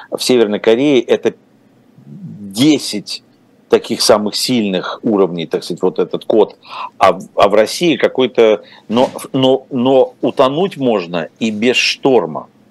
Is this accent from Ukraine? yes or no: yes; Ukraine; moved away; also born or lived in Russia; родился и вырос в Украине